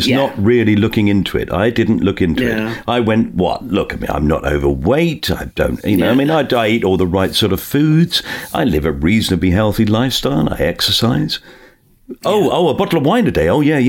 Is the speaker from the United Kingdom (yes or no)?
yes; Bermondsey, London, United Kingdom; So I was born in Bermondsey. I was born in southeast London. My family are all working class, come from Dockers.